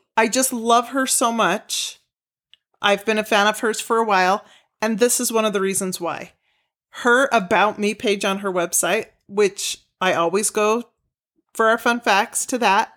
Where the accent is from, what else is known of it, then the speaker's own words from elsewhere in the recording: Utah, United States; we're from Utah